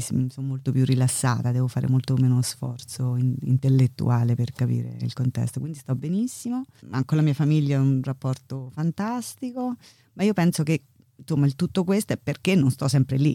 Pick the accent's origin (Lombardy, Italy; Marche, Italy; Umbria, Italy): Umbria, Italy; Terni; moved away as an adult; also born or lived in Milan, Italy / Chicago, United States / Ithaca, United States; now in London, United Kingdom; Io sono di vicino, vabbè, sono di Terni, facendo vicino Roma, ma di Terni